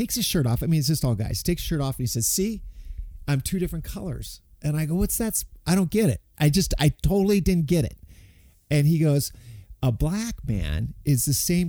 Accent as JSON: {"language": "English", "country": "United States", "said": "myself being American"}